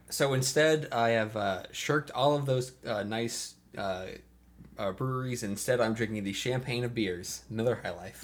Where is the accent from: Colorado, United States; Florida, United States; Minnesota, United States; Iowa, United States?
Florida, United States; Port Orange; also born or lived in North Carolina; now in Atlanta, United States; Port Orange, rather, born and bred